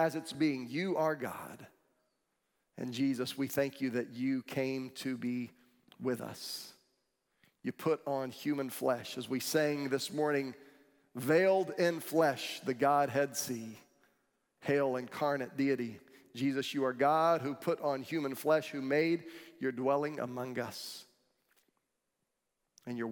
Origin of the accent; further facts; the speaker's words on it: Florida, United States; I grew up in Florida, and there are no mountains here